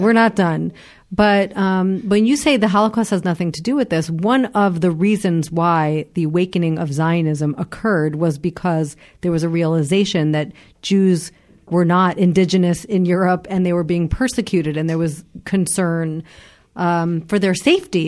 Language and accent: English; United States; moved away as an adult; now in Israel; as an American myself